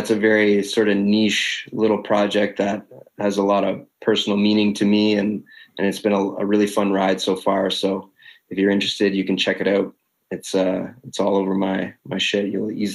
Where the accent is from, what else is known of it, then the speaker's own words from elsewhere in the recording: Canada; People know me as the Canadian celebrity